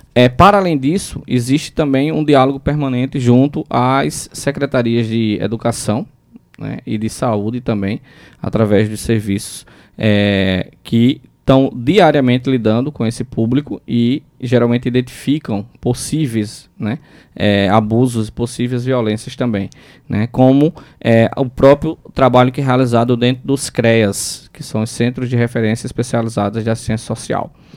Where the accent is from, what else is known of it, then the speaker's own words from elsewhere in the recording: Brazil; sou nascido e criado em Mangabeira, né? Com muito orgulho, mangabeirense, barrista